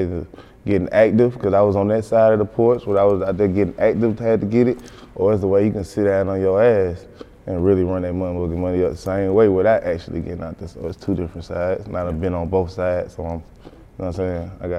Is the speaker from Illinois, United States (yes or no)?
no; Decatur, Georgia, United States; Flesh Old, Candler, all up through that way, through the Glenwoods, to the Columbia's, all McAfee's, all through that way.